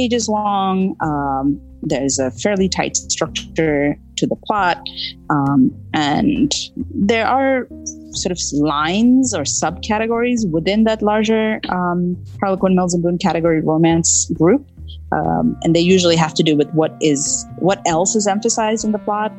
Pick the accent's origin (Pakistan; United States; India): India; growing up in India